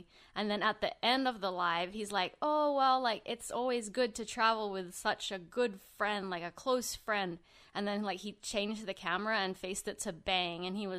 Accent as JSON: {"language": "English", "town": "Sydney", "region": "New South Wales", "country": "Australia", "tie": "born there", "said": "I was born in Sydney, Australia, like the same city as Felix."}